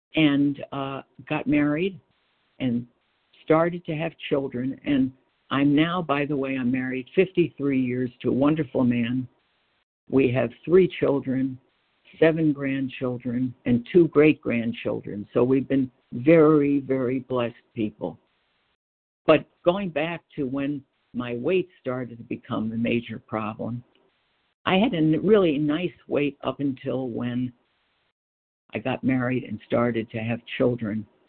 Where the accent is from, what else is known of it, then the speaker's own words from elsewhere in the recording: Freeport, New York, United States; moved away as an adult; also born or lived in Brooklyn, New York / Batavia, Illinois; I was born in Brooklyn. We lived in Brooklyn, and then we moved out to a little town on Long Island called Freeport